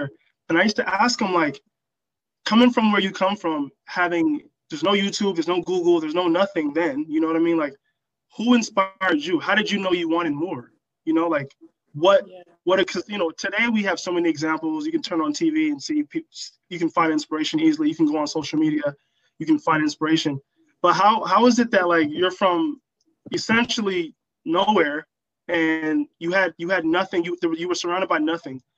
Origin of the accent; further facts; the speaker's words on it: Los Angeles, California, United States; also born or lived in Massachusetts; I am from Los Angeles, California, born and raised in the Southern California area.